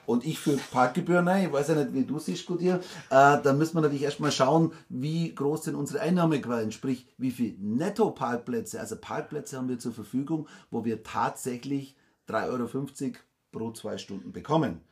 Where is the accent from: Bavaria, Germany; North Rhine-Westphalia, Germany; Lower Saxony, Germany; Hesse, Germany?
Bavaria, Germany; Nördlingen; Nördlingen, Deutschland, Bayern, Schwaben, Donauries, Nördlingen